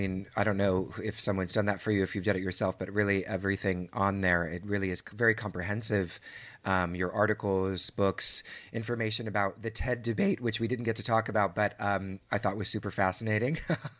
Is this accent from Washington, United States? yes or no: yes; outside of Seattle, Washington, United States; moved away; I grew up outside of Seattle